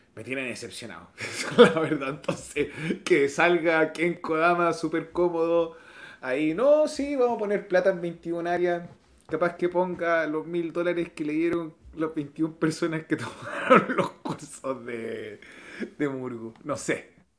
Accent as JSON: {"language": "Spanish", "country": "Chile", "said": "en mi país son las fiestas patrias"}